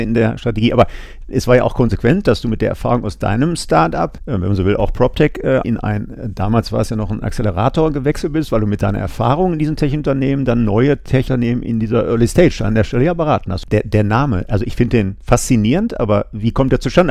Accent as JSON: {"language": "German", "town": "Essen", "region": "North Rhine-Westphalia", "country": "Germany", "tie": "born or raised there", "said": "Ich bin Kind des Ruhrgebiets"}